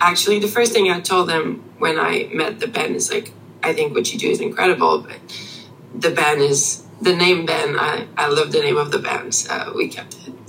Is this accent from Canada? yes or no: yes; Canada; English is a second language; we're French Canadian, but we've been raised on um, uh, not American, but English as a language